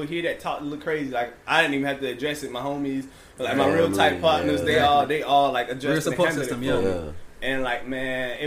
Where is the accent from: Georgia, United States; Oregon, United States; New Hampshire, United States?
Georgia, United States; Savannah; I'm from Hudson here